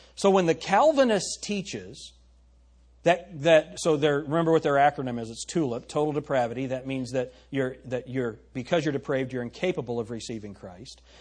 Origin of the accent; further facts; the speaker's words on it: United States; we're American